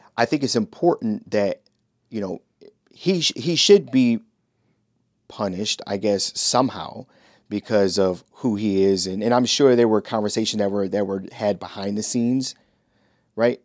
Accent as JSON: {"language": "English", "town": "Shaker Heights", "region": "Ohio", "country": "United States", "tie": "born or raised there", "said": "I grew up in Shaker Heights, Ohio"}